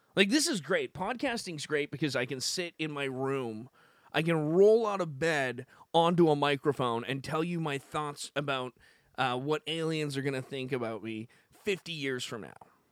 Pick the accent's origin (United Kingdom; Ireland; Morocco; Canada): Canada; I'm from Canada